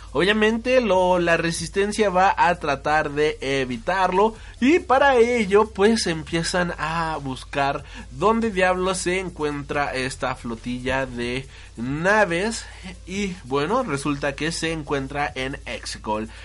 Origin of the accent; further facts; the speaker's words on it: Mexico; todos los que somos de México